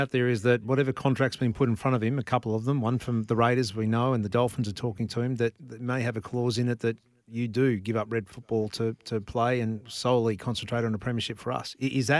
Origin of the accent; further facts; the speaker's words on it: Queensland, Australia; Yeah, I'm licking my lips as a Queenslander